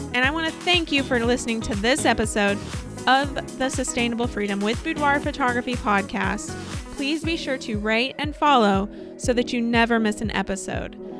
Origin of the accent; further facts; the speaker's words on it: Southern Illinois, United States; in my hometown in Southern Illinois